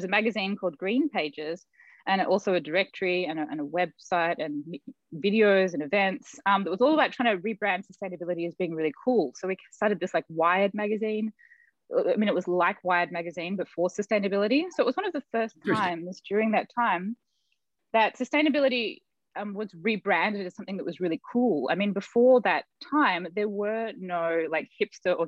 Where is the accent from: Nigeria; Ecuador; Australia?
Australia; Melbourne, Victoria; moved away; also born or lived in Silicon Valley; I grew up in Melbourne, Australia, and I was the granddaughter of these master